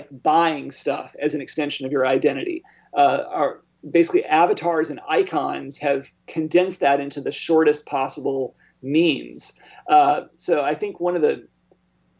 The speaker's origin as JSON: {"language": "English", "region": "Arkansas", "country": "United States", "tie": "born or raised there", "moved": "yes", "lives_now": "Indiana, United States", "said": "growing up in Arkansas"}